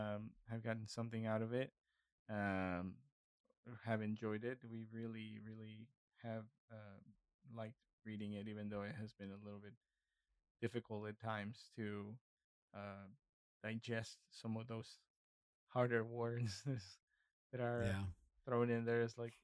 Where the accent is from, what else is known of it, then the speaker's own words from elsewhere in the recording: Northeast Mexico, Mexico; I just wrote down the things that I experienced as a kid growing up in the northeast part of Mexico.